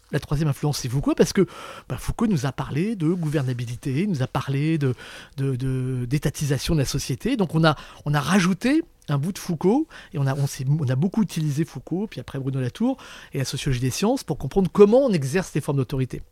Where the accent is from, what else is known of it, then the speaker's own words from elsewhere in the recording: Brittany, France; Je suis breton